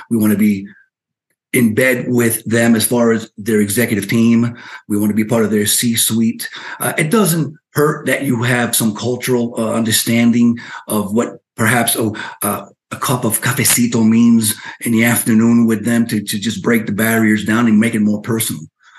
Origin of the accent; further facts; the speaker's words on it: Union City, New Jersey, United States; also born or lived in Cuba / Spain; now in South Florida, United States; I ended up in Spain. I grew up educated in New Jersey, in the Union City, West New York area